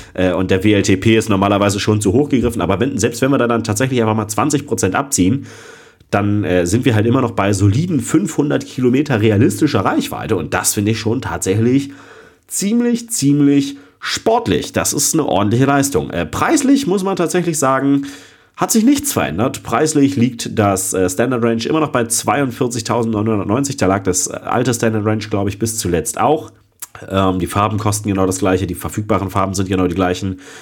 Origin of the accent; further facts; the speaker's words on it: Germany; Ich als Deutscher